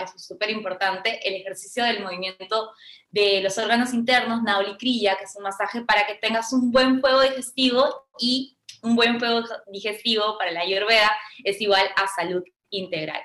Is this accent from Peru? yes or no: yes; Peru